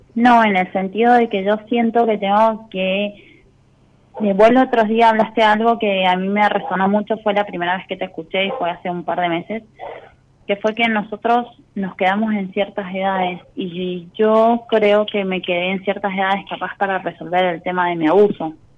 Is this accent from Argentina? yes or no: yes; San Juan, Argentina; Soy de San Juan